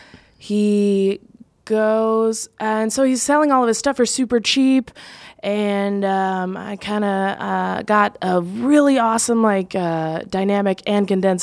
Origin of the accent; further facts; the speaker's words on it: St. Paul, Minnesota, United States; but I'm also from St. Paul, Minnesota